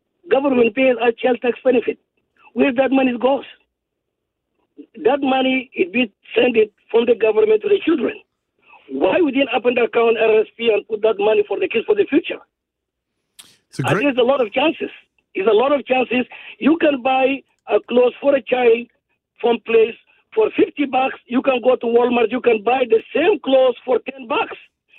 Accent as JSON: {"language": "English", "country": "Sudan", "also_born_or_lived": "South Sudan", "moved": "yes", "lives_now": "Canada", "said": "I'm immigrant to this country from Sudan. We live in the great country, but people taking advantage of it, especially us as a Canadian."}